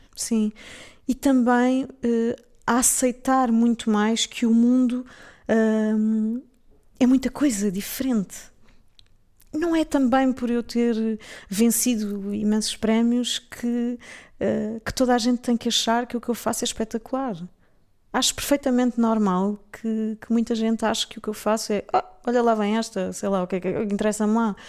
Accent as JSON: {"language": "Portuguese", "country": "Portugal", "also_born_or_lived": "England", "moved": "as an adult", "said": "sendo portuguesa e tendo vivido lá"}